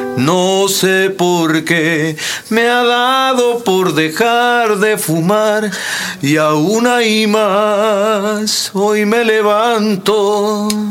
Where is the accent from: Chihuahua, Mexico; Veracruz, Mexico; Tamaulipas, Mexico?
Tamaulipas, Mexico; moved away as an adult; now in Mexico City, Mexico; Yo soy de Tamaulipas